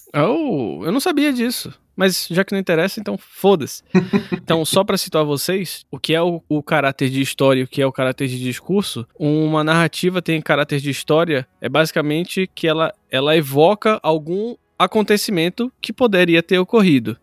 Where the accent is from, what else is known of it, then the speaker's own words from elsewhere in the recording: North Region of Brazil, Brazil; nós somos nortistas